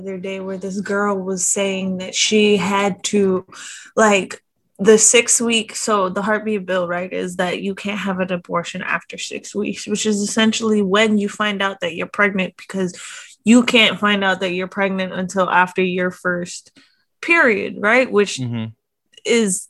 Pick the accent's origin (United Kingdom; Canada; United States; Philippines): Philippines; Like, I'm Filipino, we put fish sauce in everything.